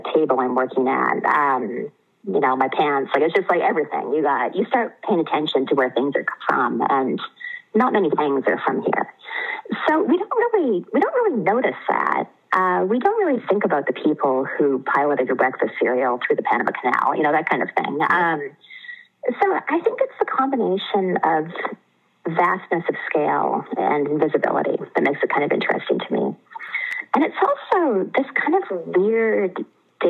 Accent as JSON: {"language": "English", "area": "Vancouver Island, Denman Island", "region": "British Columbia", "country": "Canada", "tie": "born or raised there", "moved": "as an adult", "said": "I was born on Vancouver Island, British Columbia"}